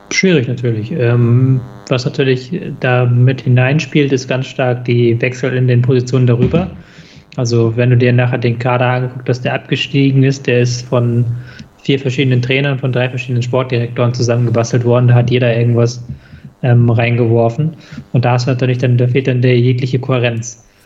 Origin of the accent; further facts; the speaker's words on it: Hamburg, Germany; ich als Hamburger